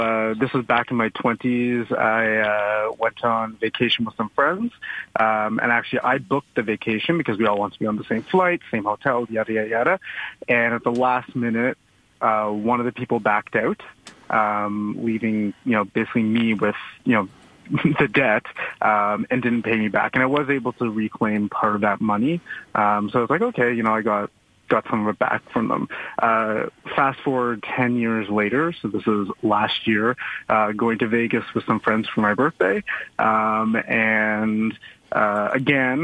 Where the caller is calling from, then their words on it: Toronto, Ontario, Canada; I'm calling from Toronto.